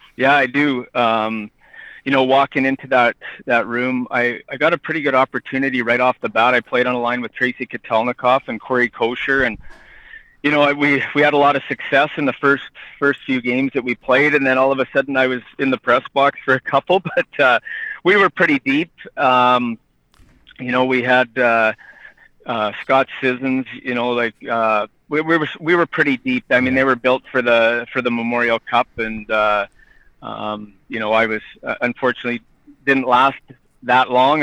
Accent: Edam, Saskatchewan, Canada; in my hometown.

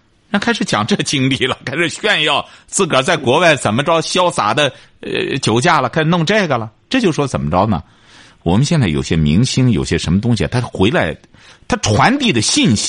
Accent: China; 我是觉得你作为一个中国人也好，什么也好，你到国外，特别是我们中国人，他和他这个欧洲人啊，他很难融到一块儿。

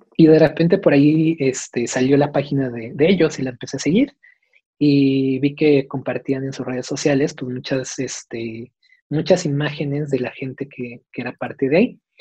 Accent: Mexico; soy mexicano

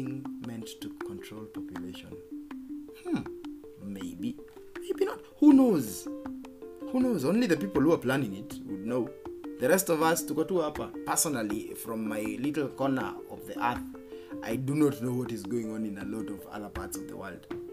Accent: Geturo, Murang'a County, Kenya; growing up in Geturo, Kandara constituency, Murang'a County

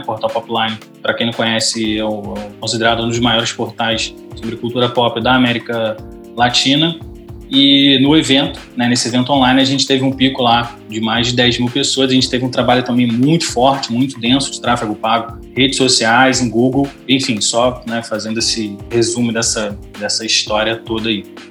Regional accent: Rio de Janeiro, Brazil; Eu sou do Rio de Janeiro

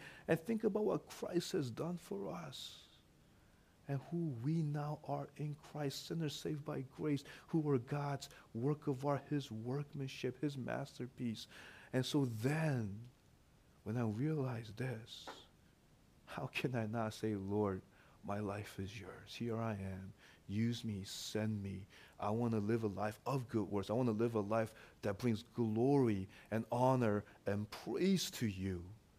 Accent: St. Louis, Missouri, United States; English is a second language; also born or lived in Korea; I remember when I first came, you know, to this country. You know, I was born in Korea. I came here when I was six, and you know, we moved to St. Louis. That's where we first went, and I didn't speak English too well.

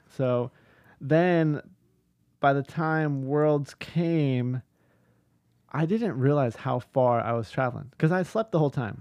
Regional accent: Huntington Beach, California, United States; I grew up in Huntington Beach, which has been stated here a couple times, which is only an hour from where Inova is located

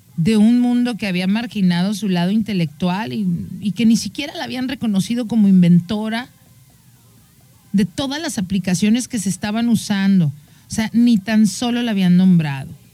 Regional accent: Mexico

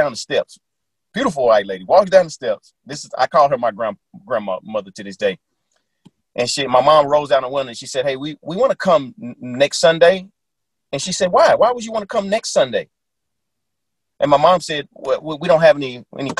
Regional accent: Little Rock, Arkansas, United States; I grew up in Little Rock, Arkansas during the times of the gangs

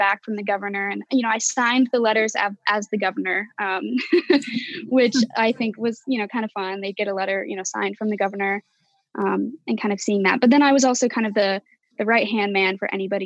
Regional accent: Salt Lake City, Utah, United States; moved away as an adult; now in Washington, United States; I actually stayed in my hometown of Salt Lake City, Utah

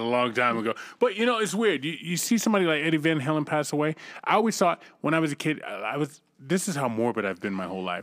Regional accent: United States; I'm an American

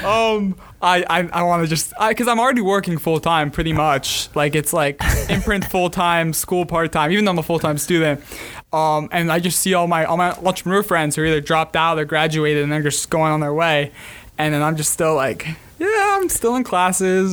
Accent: Montreal, Quebec, Canada; also born or lived in South Florida; now in Gainesville, United States; living in South Florida. I grew up in Montreal. Living in South Florida last ten years.

